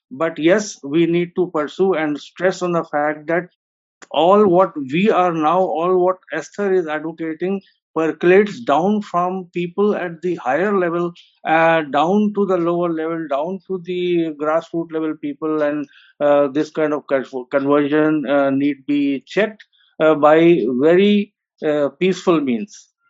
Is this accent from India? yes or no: yes; Lucknow, Uttar Pradesh, India; moved away as an adult; now in Delhi, India; I'm a professor based in Delhi for last 35 years, but I have I was born and brought up in Lucknow, and having gone to all the Roman Catholic schools